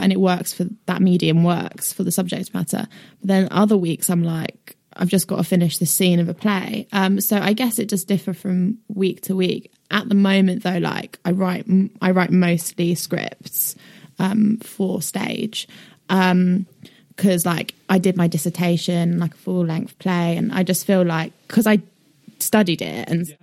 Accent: United Kingdom; also born or lived in northwest London / Brighton; I, did live in northwest London until I was nine, and then I moved to Brighton

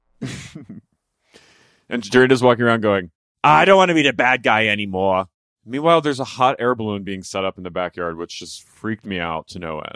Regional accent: Philadelphia, Pennsylvania, United States; I'm, you know, from Philadelphia, greater area Philadelphia

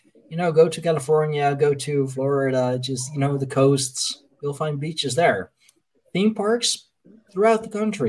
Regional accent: Leiden, South Holland, Netherlands; my hometown of, you know, of Leiden

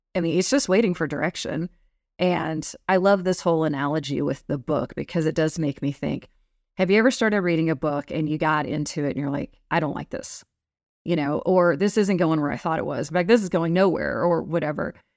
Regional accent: Texas, United States; growing up in Texas

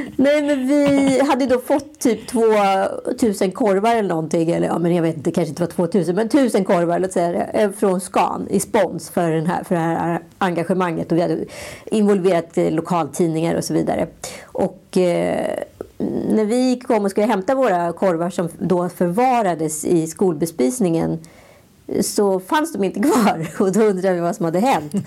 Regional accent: Stockholm, Stockholm County, Sweden; vi är skitstolta stockholmare

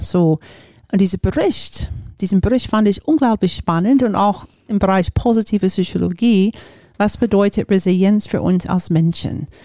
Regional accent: Florida, United States; German is a second language; moved away as an adult; also born or lived in Japan; now in Germany; komme ich aus den USA, bin in Florida aufgewachsen

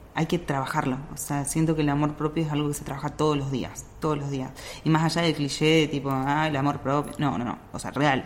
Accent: Salta, Argentina; moved away; yo soy de Salta

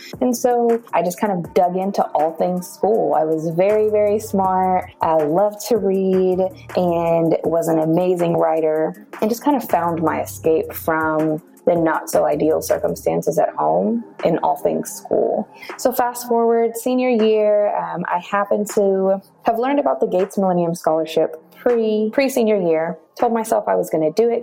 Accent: Amarillo, Texas, United States; I'm originally from Amarillo, Texas

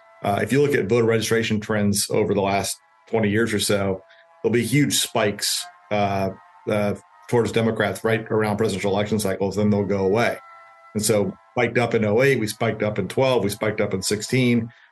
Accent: Milwaukee, Wisconsin, United States; now in Tampa, United States; Well, I'm from Milwaukee, but I now live in South Tampa.

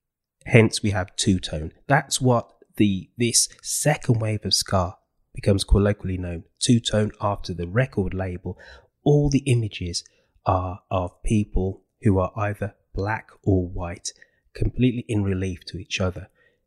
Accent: Birmingham, West Midlands, United Kingdom; Birmingham, my hometown, has a large, sizable non-white population by this time

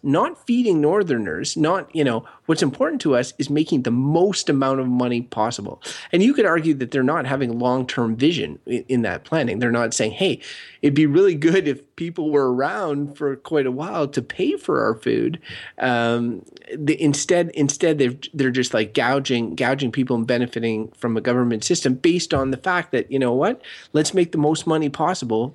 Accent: Canada; growing up in Canada

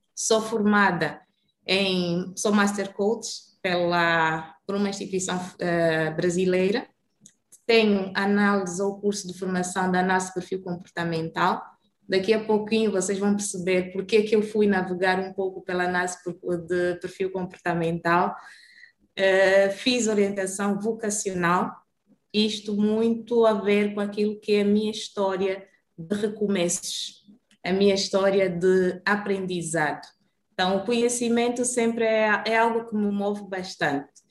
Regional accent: Luanda, Luanda Province, Angola; moved away as an adult; also born or lived in Brazil; Saí de Luanda com 18 anos

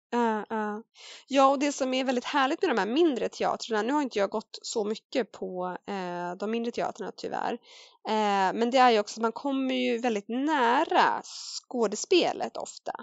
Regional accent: Värmdö, Stockholm County, Sweden; barnteater lokalt sådär på Värmdö där jag växte upp

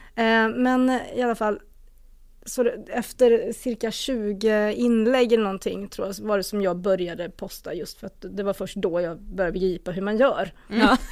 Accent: a small community just outside Borås, Västra Götaland, Sweden; also born or lived in South Korea; jag växte upp i ett litet samhälle strax utanför Borås. Det hörs, det lär ju höras

